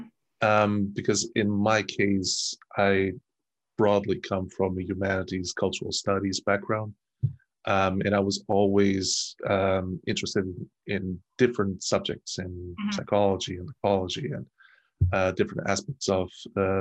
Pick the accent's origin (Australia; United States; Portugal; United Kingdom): Portugal; moved away as an adult; also born or lived in Germany; I moved from Portugal at the age of 24, 25